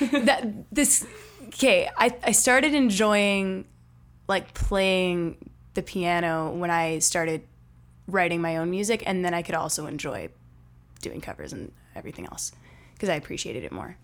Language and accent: English; Winnipeg, Manitoba, Canada; I am from Winnipeg